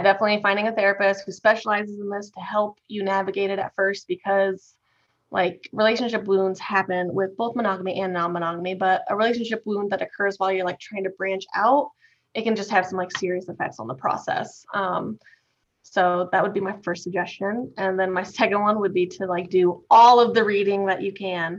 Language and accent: English; Midwest, United States; I was raised in the Midwest